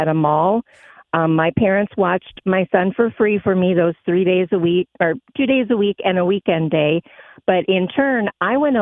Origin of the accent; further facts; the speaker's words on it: Minneapolis, Minnesota, United States; also born or lived in Brooklyn Park, Minnesota; now in Elk River, United States; I live in Elk River now. I've been out here for about 22 years or so. But I grew up in North Minneapolis.